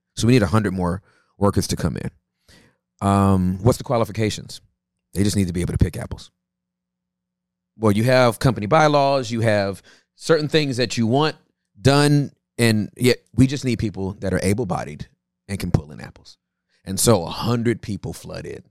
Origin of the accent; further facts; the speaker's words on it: Inglewood, California, United States; I was born in Inglewood, California